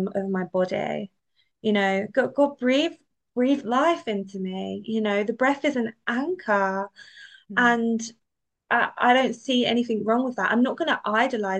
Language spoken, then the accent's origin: English; London, United Kingdom; I'm from London. Like it's very multicultural. Like it wasn't exactly what I was brought up